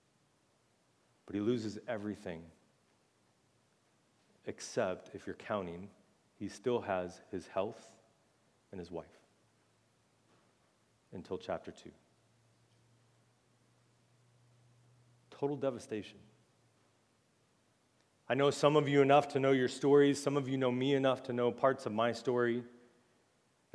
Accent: United States; as American Christians

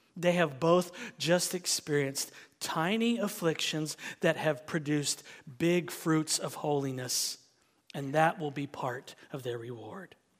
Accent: United States; as an American

